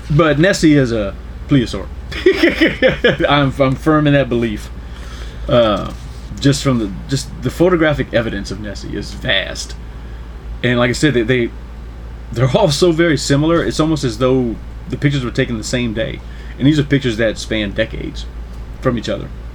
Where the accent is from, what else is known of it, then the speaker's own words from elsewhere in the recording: New Iberia, Louisiana, United States; I'm from New Iberia, Louisiana. That's my hometown